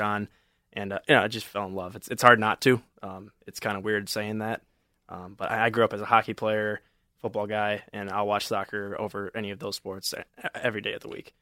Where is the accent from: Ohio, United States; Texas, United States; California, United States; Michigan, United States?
Michigan, United States; Novi; I'm from Novi, Michigan